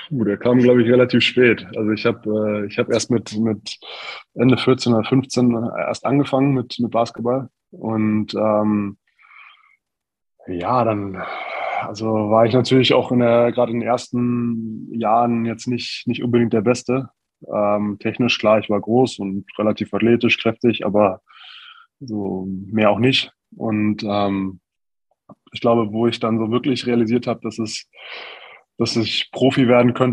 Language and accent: German; Neunkirchen am Brand, Bavaria, Germany; Ja, tatsächlich ist es äh, genauso auch gewesen. Ähm, kleines Dorf, in der Nähe von, von Forchh